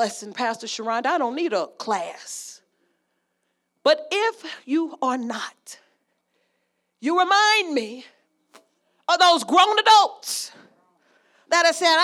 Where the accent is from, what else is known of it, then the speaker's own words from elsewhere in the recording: Las Vegas, Nevada, United States; I'm from Vegas.